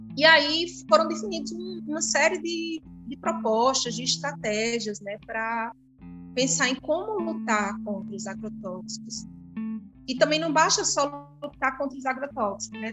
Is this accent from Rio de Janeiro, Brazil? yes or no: no; Campina Grande, Paraíba, Brazil; Sou de Campina Grande, Paraíba. É, minha vida toda em Campina Grande, só morei pouquíssimo tempo fora.